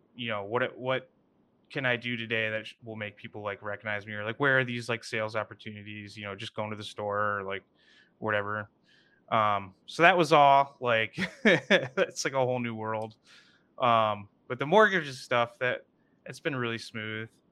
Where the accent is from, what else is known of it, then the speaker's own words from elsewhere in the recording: Kalamazoo, Michigan, United States; I grew up in Kalamazoo